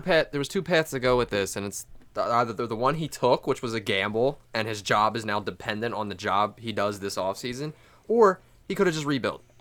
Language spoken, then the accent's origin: English; Delaware County, Pennsylvania, United States; we're from Delco